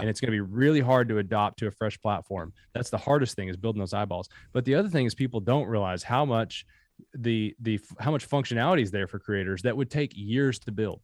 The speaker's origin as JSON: {"language": "English", "area": "Bell County", "region": "Kentucky", "country": "United States", "tie": "born or raised there", "also_born_or_lived": "Harlan County, Kentucky", "said": "So born in Harlan County, grew up in Bell County, Kentucky."}